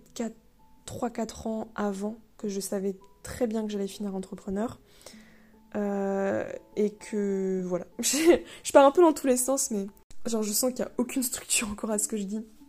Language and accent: French; Le Mans, Pays de la Loire, France; moved away as an adult; also born or lived in Rennes; je viens du Mans